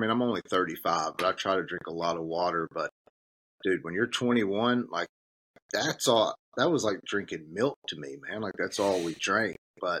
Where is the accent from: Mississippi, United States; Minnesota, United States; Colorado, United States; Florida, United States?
Mississippi, United States; Batesville; also born or lived in Memphis / Texas / Las Vegas; I'm from Batesville. Well, I say I'm from Batesville. I was raised in Batesville. I was born in Memphis